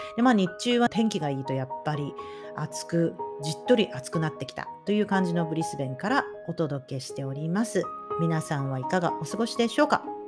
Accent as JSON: {"language": "Japanese", "region": "Tokyo", "country": "Japan", "tie": "born or raised there", "also_born_or_lived": "Thailand / Okinawa", "moved": "as an adult", "said": "私、東京でずっと育ってい"}